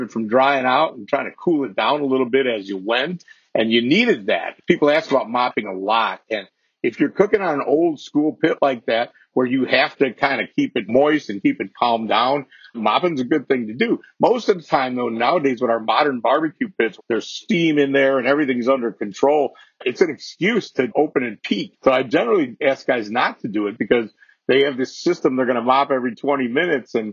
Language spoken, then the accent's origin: English; Chicago, Illinois, United States; I come from Chicago